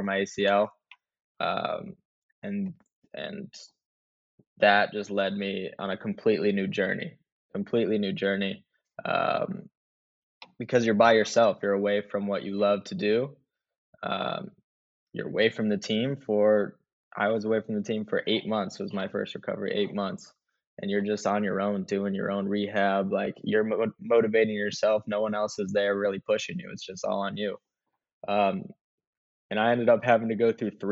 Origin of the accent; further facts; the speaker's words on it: Anchorage, Alaska, United States; now in Houston, United States; I was born in Anchorage, Alaska. I'm an Alaskan boy